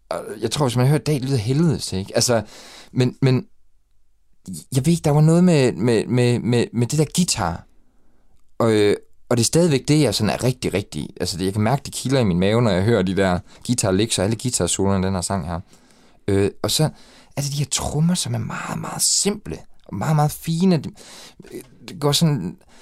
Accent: Ebeltoft, Central Denmark Region, Denmark; jeg er opvokset i Æbeltoft, ude ved Syddjurs.

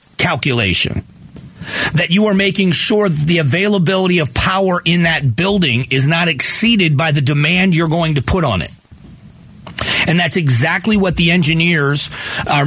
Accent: Florida, United States; now in Arizona, United States; I grew up in Florida, and the other time I've lived here in Arizona

